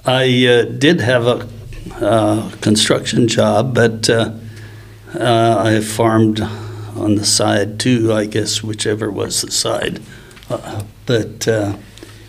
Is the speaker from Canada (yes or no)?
yes; Morse, Manitoba, Canada; I grew up in Morse, Manitoba, Canada